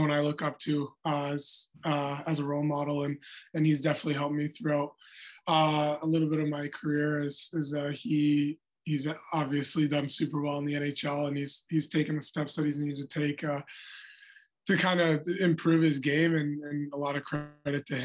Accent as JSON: {"language": "English", "town": "Anchorage", "region": "Alaska", "country": "United States", "tie": "born or raised there", "also_born_or_lived": "Omaha", "moved": "yes", "said": "I went back up to Alaska, Anchorage, my hometown."}